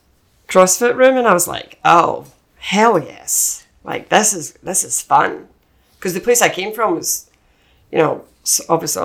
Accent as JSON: {"language": "English", "region": "Scotland", "country": "United Kingdom", "also_born_or_lived": "London / Ireland", "accent": "Scottish", "moved": "as an adult", "lives_now": "United States"}